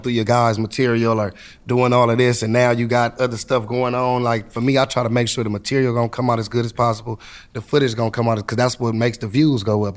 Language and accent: English; Compton, California, United States; I'm coming from Compton